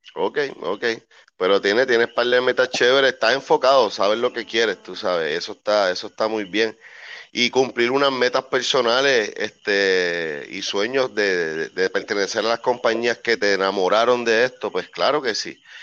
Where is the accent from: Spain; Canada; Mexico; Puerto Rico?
Puerto Rico; Puerto Rico, mi tierra amada